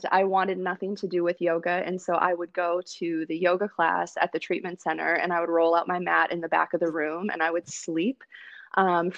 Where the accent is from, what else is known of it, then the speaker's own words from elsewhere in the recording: Wisconsin, United States; I grew up in Wisconsin